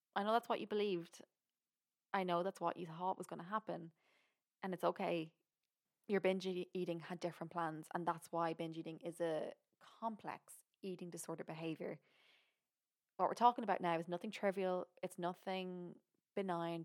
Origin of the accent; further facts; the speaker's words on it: Ireland; I'm from Ireland.